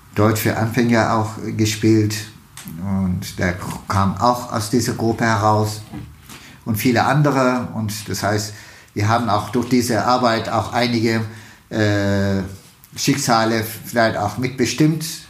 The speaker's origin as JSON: {"language": "German", "region": "Istanbul", "country": "Turkey", "tie": "born or raised there", "also_born_or_lived": "Pülümür, Turkey", "second_language": "German", "moved": "as an adult", "lives_now": "Frankfurt, Germany", "said": "dort bin ich dann äh, in die Schule gegangen, aufgewachsen und mein Abitur gemacht"}